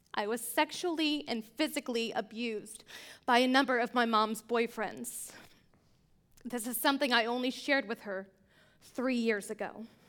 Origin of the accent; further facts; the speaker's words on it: Pennsylvania, United States; I grew up in Pennsylvania, a small town outside of Amish country